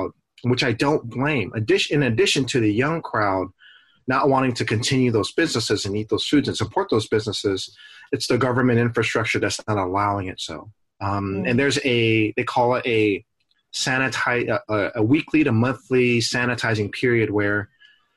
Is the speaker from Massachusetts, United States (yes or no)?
no; Oakland, California, United States; growing up in Oakland